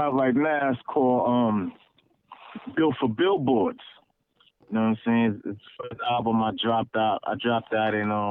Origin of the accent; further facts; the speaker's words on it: Brooklyn, New York, United States; I mean, I come from a West Indian household